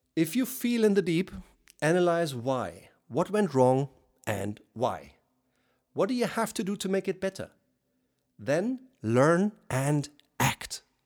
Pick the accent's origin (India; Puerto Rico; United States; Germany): Germany; accent: German; first language German; English is a second language; as you probably hear by my accent, I'm German